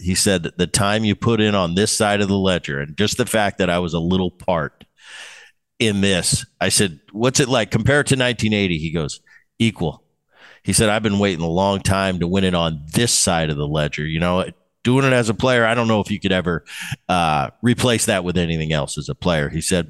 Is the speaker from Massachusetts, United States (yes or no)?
no; Philadelphia, Pennsylvania, United States; Some of my greatest memories was growing up in Philadelphia, watching those teams with, you mentioned, Luzinski and Rose and Schmidt and Carlton.